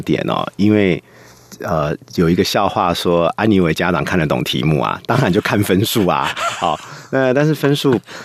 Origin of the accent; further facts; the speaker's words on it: Taiwan; 我们台湾在一零八课纲里面特别提到的有思辨的能力